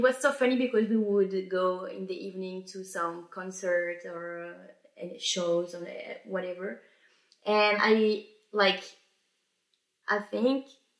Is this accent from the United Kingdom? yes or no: no; France; accent: French; English is a second language; also born or lived in Belgium / Italy / Birmingham